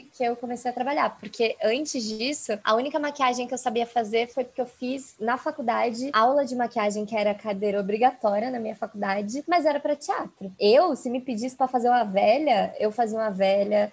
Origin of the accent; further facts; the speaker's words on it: São Paulo, Brazil; eu sou de São Paulo e São Paulo é uma cidade que tem muita, muita, muitas pessoas de descendência asiática, então já é uma cidade que eu não tô completamente sozinha ali. Uhum, uhum. É, e eu cresci ali no bairro da Aclimação